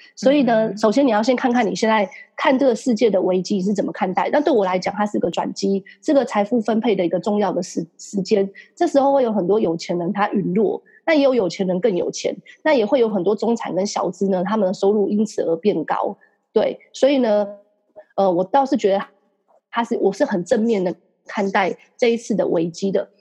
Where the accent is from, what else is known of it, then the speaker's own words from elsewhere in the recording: Taiwan; 我们台湾人或是亚洲人都有个习惯